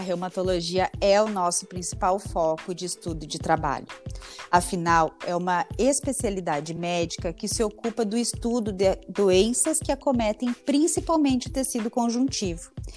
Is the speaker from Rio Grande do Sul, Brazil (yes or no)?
yes; Santa Rosa, Rio Grande do Sul, Brazil; moved away as an adult; also born or lived in Passo Fundo / Curitiba; E posteriormente eu vim para Santa Rosa, que é o interior do Rio Grande do Sul